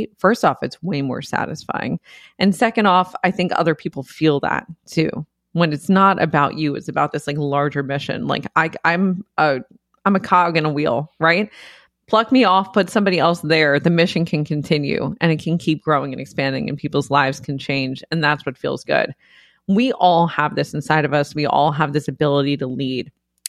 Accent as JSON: {"language": "English", "region": "New York", "country": "United States", "tie": "born or raised there", "said": "we grew up in the Bronx. It was like a little beach club because nobody had access to pools or anything. Nobody had a yard."}